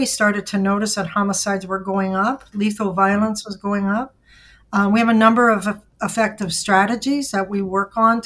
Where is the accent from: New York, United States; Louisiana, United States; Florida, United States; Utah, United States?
Louisiana, United States; moved away as an adult; now in Milwaukee, United States; I am from Louisiana. I moved here 38 years ago, and I've been here ever since.